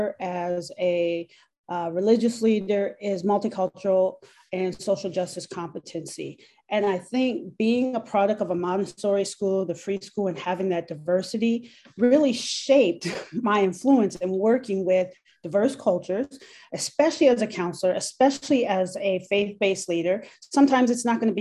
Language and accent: English; Minneapolis, Minnesota, United States; also born or lived in Brooklyn Park, Minnesota / Champaign, Illinois; I grew up in Minneapolis, Minnesota